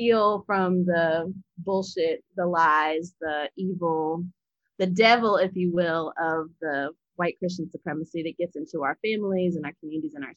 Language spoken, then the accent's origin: English; Appalachia, United States; I grew up Southern Baptist in Appalachia with my great-grandmother